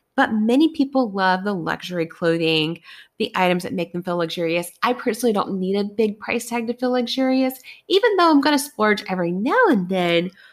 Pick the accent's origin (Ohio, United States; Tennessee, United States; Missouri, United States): Tennessee, United States; Bristol; I grew up in Bristol, Tennessee, the town of NASCAR